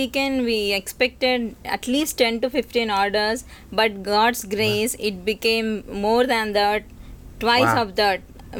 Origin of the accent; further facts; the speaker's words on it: India; moved away as an adult; now in Hong Kong; I'm from India. … I'm here since a year.